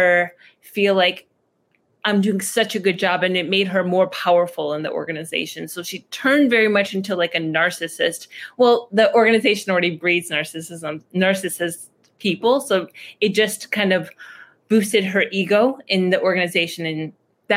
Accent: a town right outside of Detroit, Michigan, United States; moved away as an adult; also born or lived in Iraq / Chicago; I was born in Iraq. My family came to America when I was 1.5, and I grew up in a town right outside of Detroit, Michigan

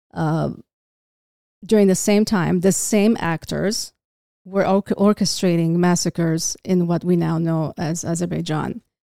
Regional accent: Beirut, Beirut Governorate, Lebanon; now in California, United States; I was, uh, born in Beirut

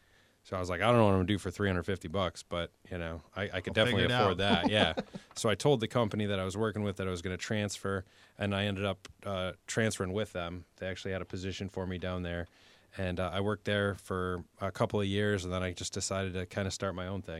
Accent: Niagara Falls, New York, United States; So, I'm from Niagara Falls, New York, and I'm the oldest of five kids.

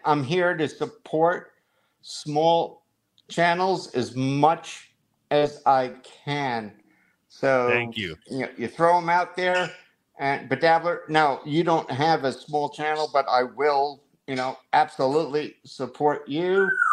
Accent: New Jersey, United States; We are from New Jersey

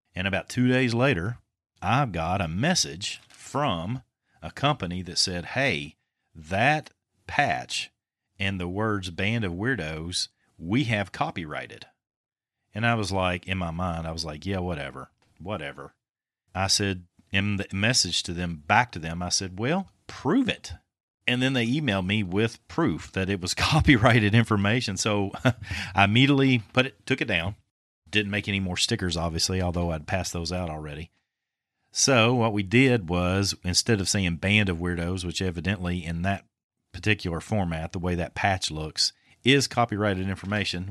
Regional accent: Winchester, Kentucky, United States; born or raised there

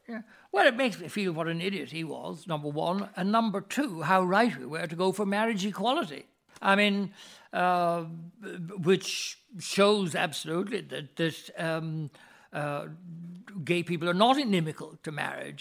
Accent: Ireland; my mother's family had been in this country for several thousand years

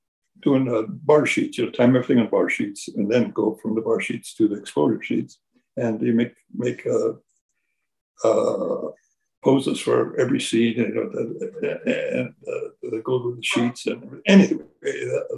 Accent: Fresno, California, United States; moved away; I come from Fresno, California, which is a very central California. It's agricultural, and you know, my parents came from Mexico, and so I was born during the Depression.

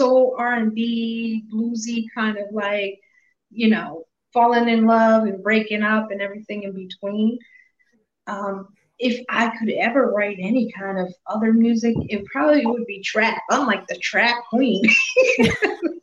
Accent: Worcester, Massachusetts, United States; also born or lived in Boston, Massachusetts / upstate New York / Indiana; I came to Worcester when I was a newborn. My brother was two. I was a newborn. So I pretty much was raised here

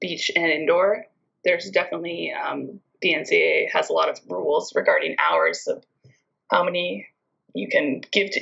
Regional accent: British Columbia, Canada; also born or lived in Hungary; a few of kids in my town and in surrounding towns would drive like an hour and a half to a beach club in Nanaimo, British Columbia

